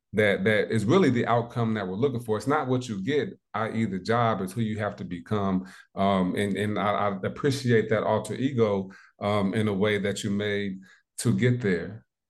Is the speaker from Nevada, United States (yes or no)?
no; South Bend, Indiana, United States; when I was a young pup, about six, seven years old, I moved back from Indianapolis to South Bend, Indiana.